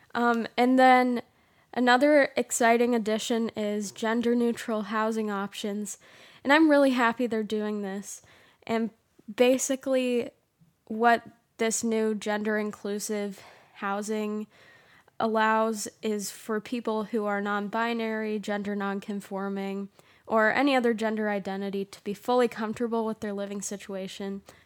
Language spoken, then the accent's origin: English; Michigan, United States; We're from Michigan